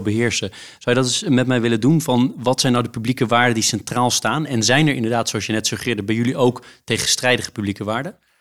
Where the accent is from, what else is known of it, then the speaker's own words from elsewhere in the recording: Netherlands; als Nederlander